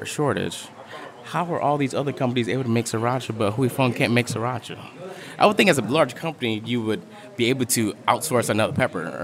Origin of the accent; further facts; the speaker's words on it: New Orleans, Louisiana, United States; I'm from New Orleans, I'm Vietnamese